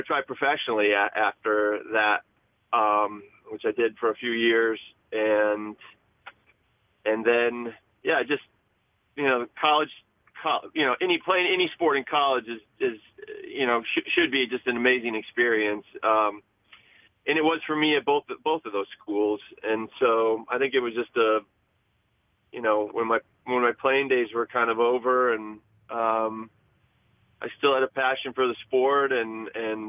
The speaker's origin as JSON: {"language": "English", "region": "Wisconsin", "country": "United States", "tie": "born or raised there", "said": "I grew up in Wisconsin and just playing tournaments"}